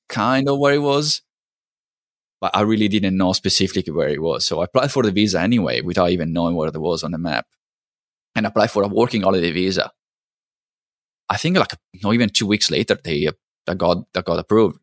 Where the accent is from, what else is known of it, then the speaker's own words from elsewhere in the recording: Italy; moved away as an adult; also born or lived in New Zealand; now in Canada; I'm originally from Italy, so I was born and, and, and grew up in Italy